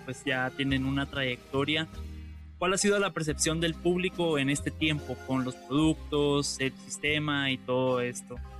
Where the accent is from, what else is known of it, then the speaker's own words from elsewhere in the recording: Guatemala; nosotros como guatemaltecos